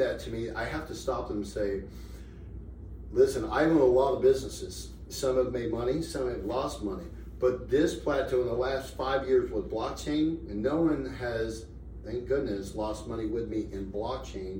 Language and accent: English; Tampa, Florida, United States; now in Las Vegas, United States; I live in Las Vegas. I'm from Tampa